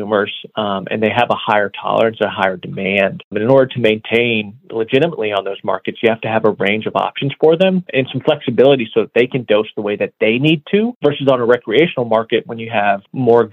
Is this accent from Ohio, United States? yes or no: yes; Ohio, United States; moved away; also born or lived in Colorado; I'm from the Midwest, back in Ohio